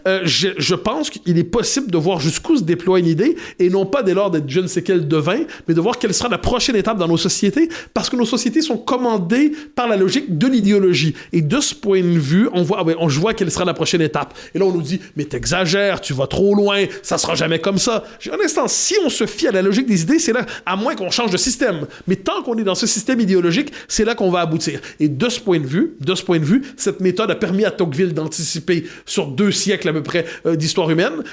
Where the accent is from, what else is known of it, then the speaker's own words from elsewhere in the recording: Quebec, Canada; je suis québécois